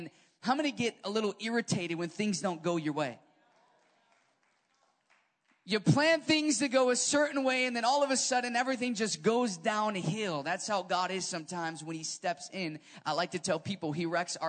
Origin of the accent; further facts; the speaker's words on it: Chicago, Illinois, United States; I'm from Chicago